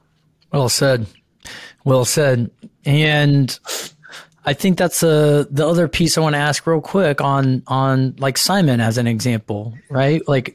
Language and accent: English; Santa Barbara, California, United States; They're from Salt Lake. I'm from Santa Barbara.